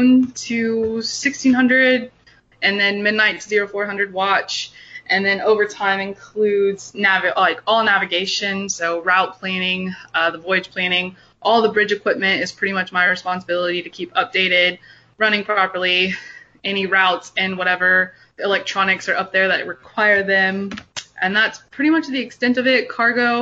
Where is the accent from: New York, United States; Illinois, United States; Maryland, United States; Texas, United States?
Texas, United States; Houston; down here in the South, I'm from Houston, Texas